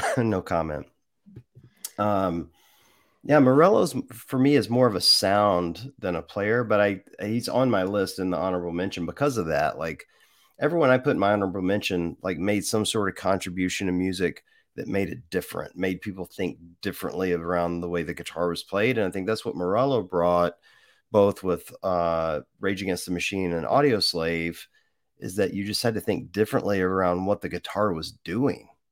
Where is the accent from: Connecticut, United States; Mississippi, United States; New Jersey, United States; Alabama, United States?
Mississippi, United States; I grew up in Mississippi